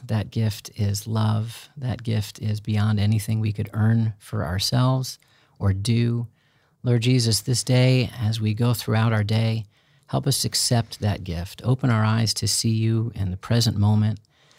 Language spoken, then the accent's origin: English; Chicago, Illinois, United States; I grew up in Chicago.